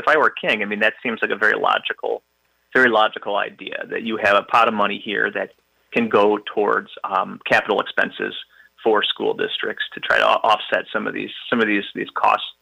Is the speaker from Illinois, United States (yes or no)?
yes; Chicago, Illinois, United States; moved away as an adult; now in Wisconsin, United States; I was born and raised in the Chicagoland area in the suburbs, but I've been in Wisconsin now for 20 plus years